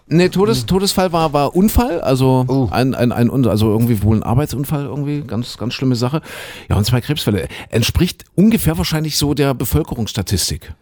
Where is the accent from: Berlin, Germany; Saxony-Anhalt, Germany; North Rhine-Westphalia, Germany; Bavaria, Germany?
Saxony-Anhalt, Germany; Köthen; moved away; in meiner alten Heimat in Kuhköthen, ja, in Sachsen-Anhalt.